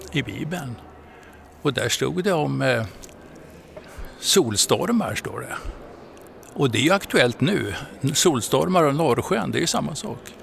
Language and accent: Swedish; Frösön, Jämtland, Sweden; also born or lived in Umeå; jag är född eh, i Umeå och uppväxt på Frösön i Jämtland.